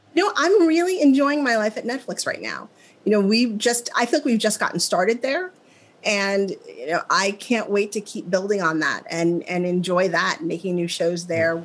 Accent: Midwest, United States; moved away; I'm from the Midwest.

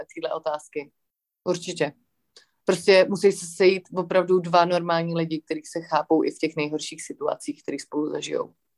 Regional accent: Prague, Czechia; já jsem takový floutek ze Žižkova, co má doma prostě tři kočky

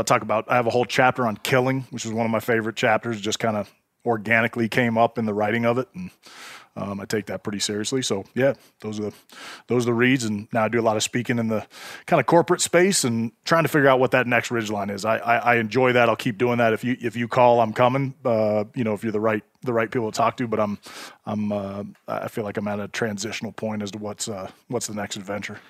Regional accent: Bay Area, California, United States; I grew up in the Bay Area, California

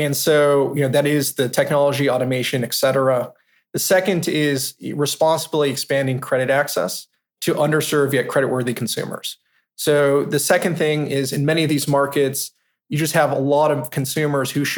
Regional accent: Palm Springs, California, United States; moved away as an adult; also born or lived in East Coast; now in New York, United States; I grew up in Palm Springs, California

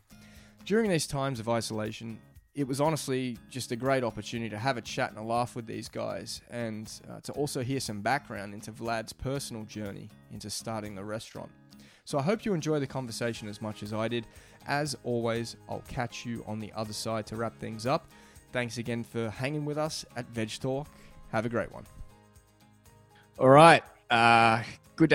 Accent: Australia; I'm from Australia

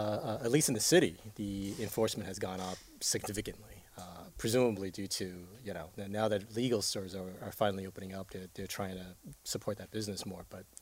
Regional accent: Taiwan; English is a second language; now in New York, United States; I'm from Taiwan.

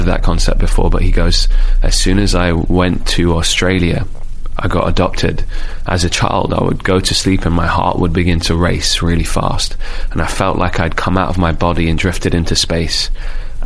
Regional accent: London, United Kingdom; I'm a dude from Rainer's Lane, so in London, which is like the last stop on the Piccadilly line.

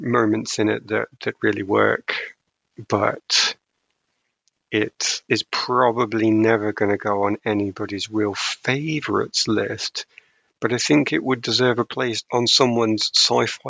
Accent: United Kingdom; I'm too British

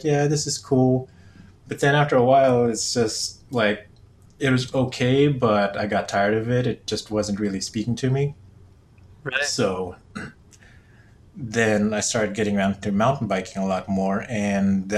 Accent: Philippines; moved away as an adult; also born or lived in California / Virginia; now in Southern California, United States; I was born in California, but I grew up in the Philippines

